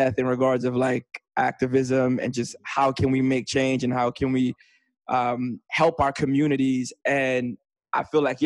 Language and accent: English; New York City, New York, United States; born or raised there